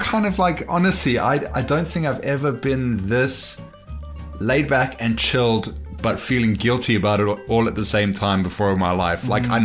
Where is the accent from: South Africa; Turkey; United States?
South Africa; growing up in South Africa, though, I lived without clothes until like probably the age of 9